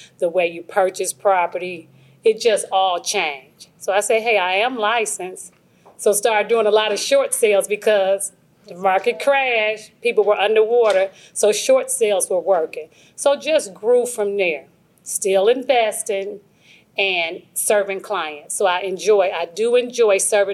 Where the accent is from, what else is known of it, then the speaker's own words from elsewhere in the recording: Michigan, United States; moved away as an adult; now in Georgia, United States; I'm from Michigan